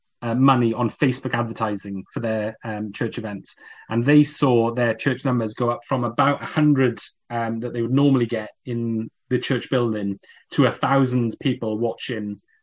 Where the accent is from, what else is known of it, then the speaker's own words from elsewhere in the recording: South Wales, United Kingdom; moved away; also born or lived in Coventry; when we moved from South Wales to Coventry, where I attended as a teenager